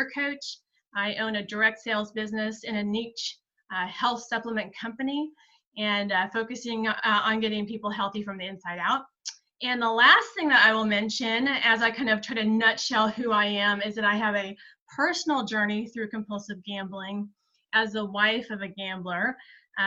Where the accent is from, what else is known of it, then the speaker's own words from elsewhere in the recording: South Central Kansas, United States; moved away as an adult; now in Kansas City, United States; I grew up in South Central Kansas in a farming community